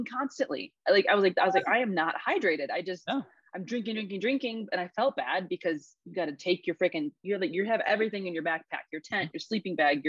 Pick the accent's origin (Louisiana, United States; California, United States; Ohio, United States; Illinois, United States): Illinois, United States; we came from Illinois.